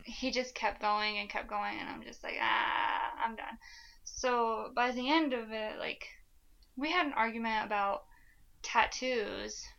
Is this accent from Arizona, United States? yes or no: yes; Flagstaff, Arizona, United States; born or raised there